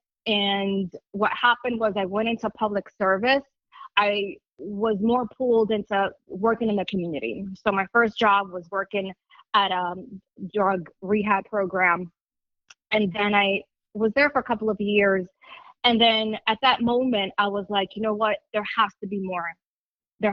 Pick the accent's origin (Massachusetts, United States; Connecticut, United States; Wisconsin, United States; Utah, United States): Massachusetts, United States; Lawrence; I was born and raised in Lawrence, Massachusetts